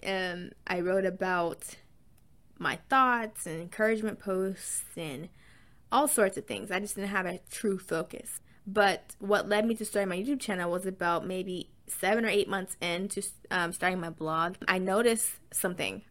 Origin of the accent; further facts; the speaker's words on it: the South, United States; accent: southern twang; I am from the south, so sometimes you might hear some, a little bit of a little southern twang